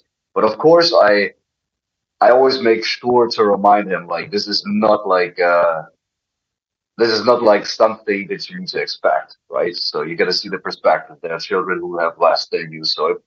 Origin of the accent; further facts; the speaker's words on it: Dresden, Saxony, Germany; English is a second language; moved away as an adult; also born or lived in Russia; now in United States; opened up a wrestling school in Dresden, in my hometown